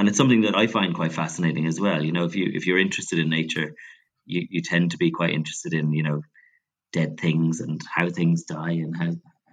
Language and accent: English; Ireland; growing up in Catholic Ireland